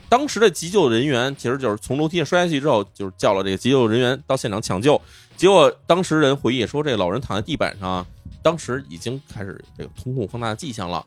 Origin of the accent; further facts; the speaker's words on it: China; 我们中国人